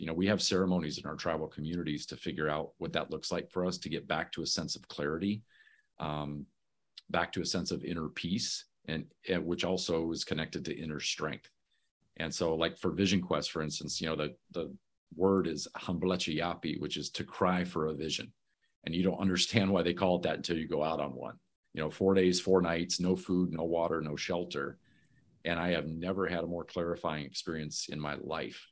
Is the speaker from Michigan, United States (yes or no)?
yes; Muskegon, Michigan, United States; moved away; I'm originally from Muskegon, Michigan.